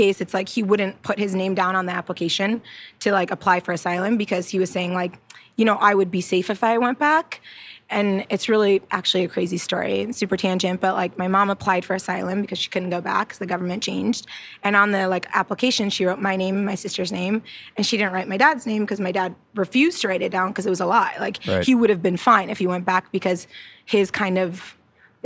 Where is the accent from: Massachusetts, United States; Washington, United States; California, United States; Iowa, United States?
Iowa, United States; moved away as an adult; also born or lived in Ethiopia / Arizona; now in Los Angeles, United States; I was born in Ethiopia, which is East Africa, and then I was actually raised in Iowa